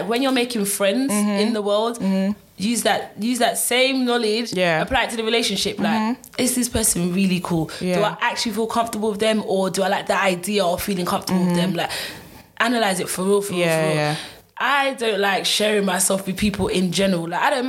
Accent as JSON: {"language": "English", "country": "Nigeria", "said": "I'm Nigerian, yes, but I'm not Nigerian."}